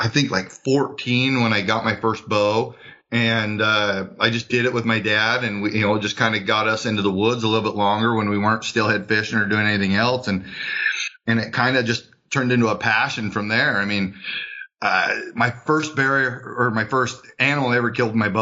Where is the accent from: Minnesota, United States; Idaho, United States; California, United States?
Idaho, United States; Kuna; I'm from Cuna, Idaho